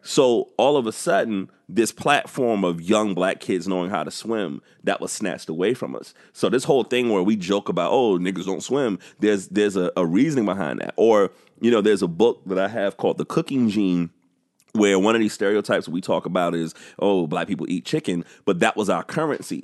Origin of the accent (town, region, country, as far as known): South Carolina, United States